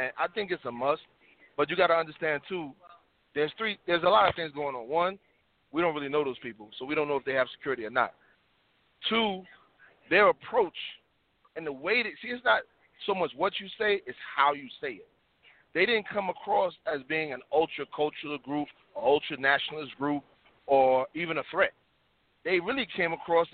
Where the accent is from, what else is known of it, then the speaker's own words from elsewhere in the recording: New York City, New York, United States; moved away as an adult; now in the South, United States; I'm from Harlem, South Bronx, New York